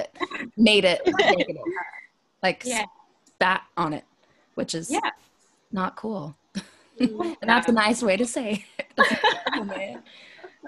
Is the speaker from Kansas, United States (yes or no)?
yes; Wichita, Kansas, United States; moved away; also born or lived in the South; growing up in West Wichita, Kansas, where everyone is white, and then moving to the South